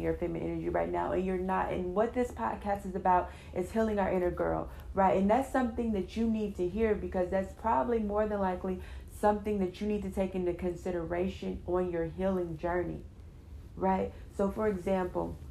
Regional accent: California, United States; I'm from California

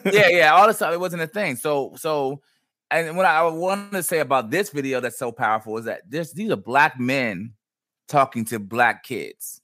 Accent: Prince George's County, Maryland, United States; we're from, uh, you know, this area. Uh, I'm not going to speak on it, PG County area

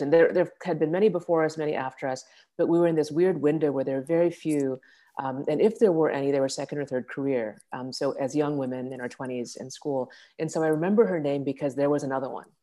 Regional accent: Texas, United States; now in New York City, United States; I'm from Texas

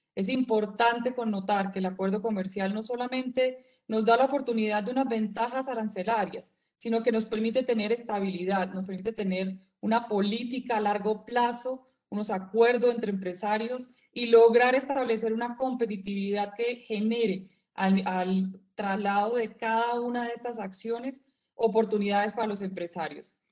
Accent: Colombia; todos somos hijos de Colombia

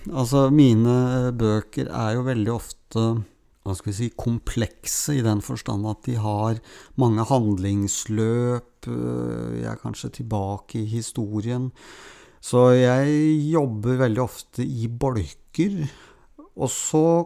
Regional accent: Oslo, Norway; Erik Fossnes Hansen, Jan Kjærstad og jeg vokste jo opp alle sammen på Grorud

